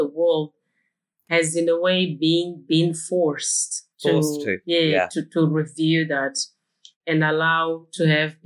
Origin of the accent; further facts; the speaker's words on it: Mozambique; moved away as an adult; now in Newcastle, Australia; I was born in Mozambique